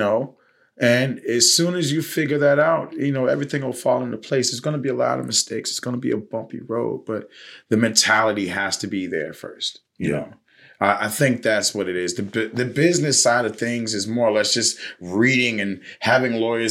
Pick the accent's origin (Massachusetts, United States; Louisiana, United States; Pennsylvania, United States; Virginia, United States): Virginia, United States; Richmond; I grew up in Highland Park, you know, in Richmond, Virginia.